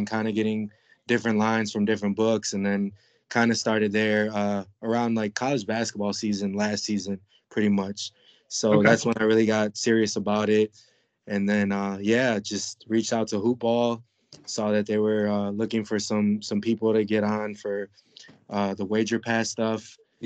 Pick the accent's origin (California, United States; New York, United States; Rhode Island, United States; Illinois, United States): Illinois, United States; Chicago; born and raised in Chicago.